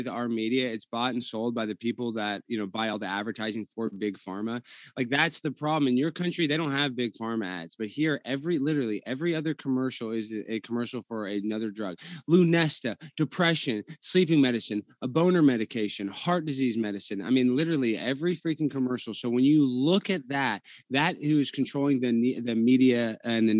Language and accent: English; United States; as an American